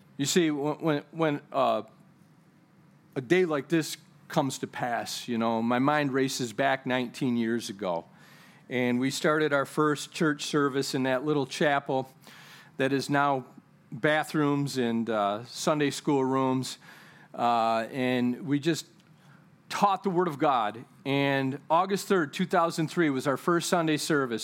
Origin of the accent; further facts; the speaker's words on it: United States; I'm a kingdom citizen before I'm even an American citizen